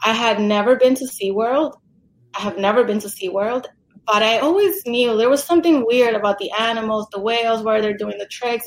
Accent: New York City, New York, United States; moved away as an adult; also born or lived in Los Angeles; I'm from New York

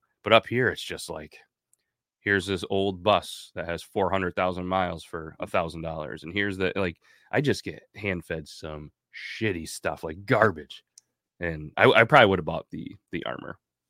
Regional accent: Scotland, United Kingdom; Well, good thing I'm Scottish.

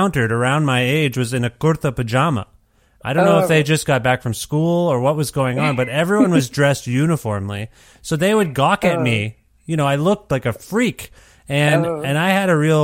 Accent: Canada; I was born in Canada

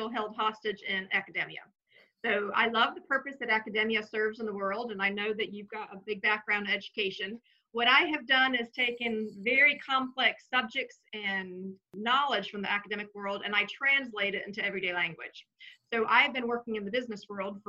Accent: the South, United States; I was raised pretty much in the South

